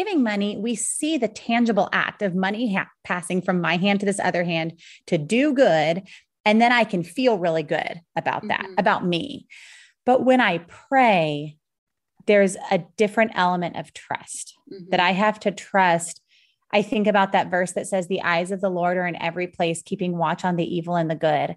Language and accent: English; United States; we as American moms